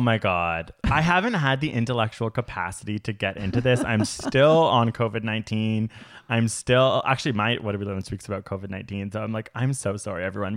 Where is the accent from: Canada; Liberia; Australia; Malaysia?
Canada; I'm Canadian